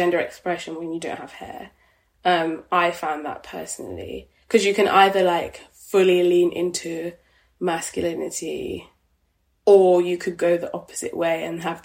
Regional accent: Midlands, United Kingdom; being dark-skinned black girl growing up in the Midlands

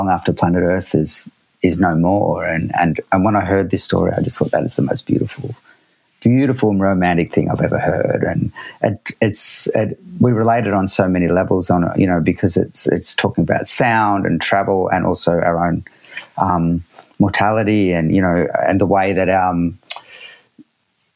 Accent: Australia; I'm Australian

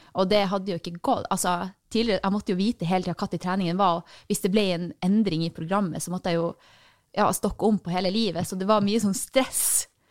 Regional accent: Tromsø, Troms, Norway; moved away; Jeg er fra Tromsø.

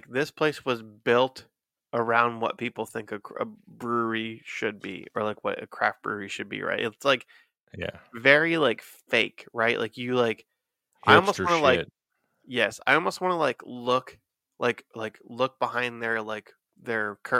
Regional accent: Cincinnati, Ohio, United States; From …. I'm from Cincy.

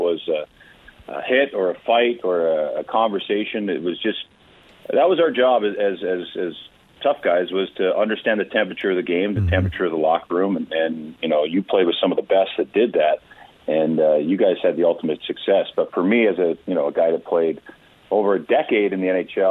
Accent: Port Hardy, British Columbia, Canada; I grew up in Port Hardy, B.C. on Vancouver Island.

